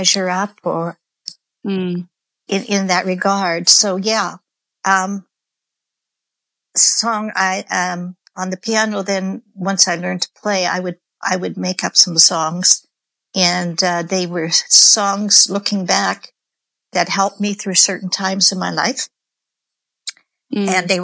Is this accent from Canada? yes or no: yes; Canada; I'm Canadian